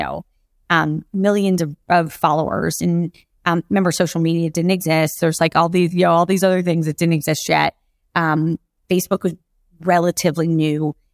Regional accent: Jacksonville, Florida, United States; also born or lived in Kentucky; I grew up in Jacksonville, Florida.

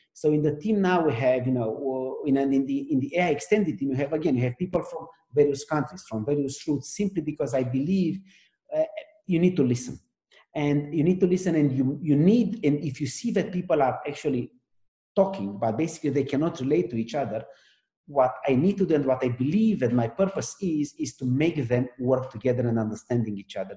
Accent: Romania; now in France; At heart, I'm still Romanian because where I live, I, am French, and because of the company I work, I work on, I'm American

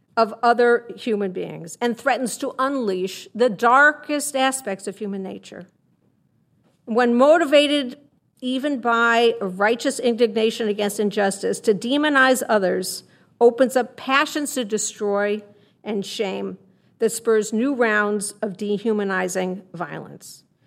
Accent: Chicago, Illinois, United States; I'm from Chicago

